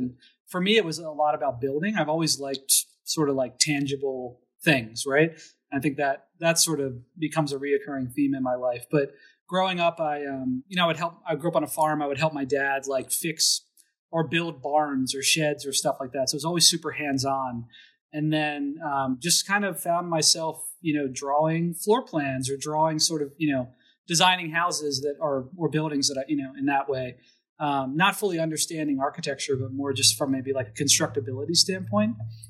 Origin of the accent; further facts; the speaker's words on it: Emmitsburg, Maryland, United States; also born or lived in Pennsylvania; So I grew up in Maryland, in a town called Emmitsburg, which is right below the Mason-Dixon line. So I was actually, I was born in Pennsylvania, for example. And I grew up on a dairy farm